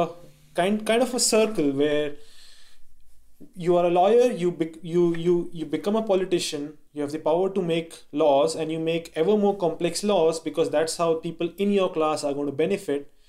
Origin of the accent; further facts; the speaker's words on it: India; I grew up in India and my father was in the Indian government